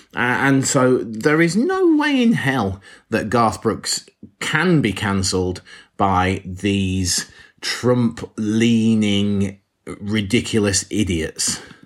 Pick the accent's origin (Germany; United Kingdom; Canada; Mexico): United Kingdom; England; We, as English people